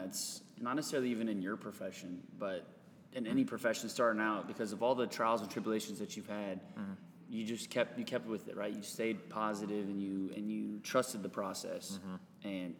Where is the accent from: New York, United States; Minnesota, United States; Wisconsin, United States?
Wisconsin, United States; I was born in Wisconsin